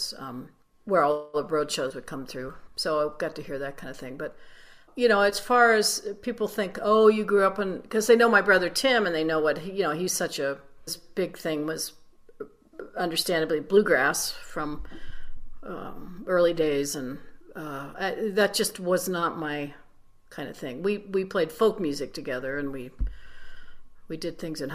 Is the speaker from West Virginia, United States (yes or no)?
yes; Wheeling, West Virginia, United States; I grew up in Wheeling, West Virginia, and WWVA was the radio station there.